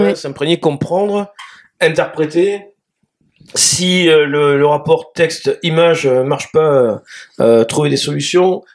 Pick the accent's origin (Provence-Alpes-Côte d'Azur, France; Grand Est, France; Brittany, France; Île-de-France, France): Provence-Alpes-Côte d'Azur, France; Marseille; je vis, je viens de Marseille